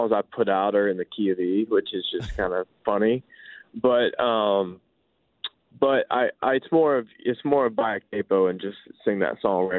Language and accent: English; Nashville, Tennessee, United States; I grew up in Nashville.